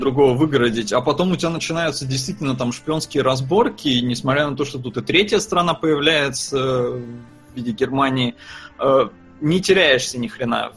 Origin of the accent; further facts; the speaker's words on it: Estonia; я родился там в Советском Союзе, в Эстонии. Я не жил никогда в России.